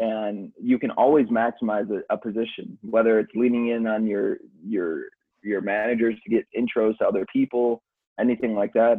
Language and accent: English; Chicago, Illinois, United States; moved away as an adult; also born or lived in Milwaukee; I grew up in Chicago. Um, parents moved us out to the suburbs